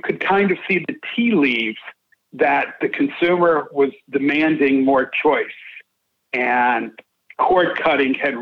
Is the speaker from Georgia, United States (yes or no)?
yes; Atlanta, Georgia, United States; born or raised there